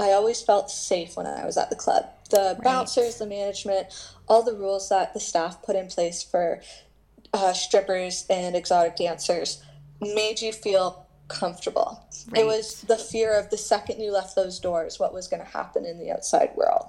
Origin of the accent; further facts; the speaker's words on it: Canada; I made the highly mistake of being too nice, being a Canadian, and I was like, hey, I brought coffee.